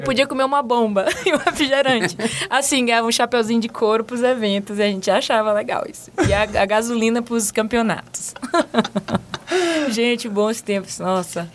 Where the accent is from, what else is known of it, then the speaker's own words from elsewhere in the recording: Maranhão, Brazil; moved away as an adult; also born or lived in England; now in San Francisco, United States; eu sou do Maranhão